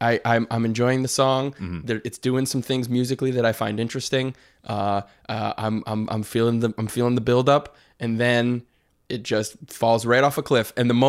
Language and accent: English; Detroit, Michigan, United States; Right. I'm from Detroit. It's the Midwest, but also a city.